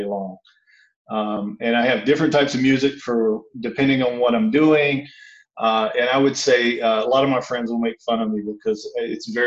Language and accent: English; the Bible Belt, United States; I grew up in the Bible Belt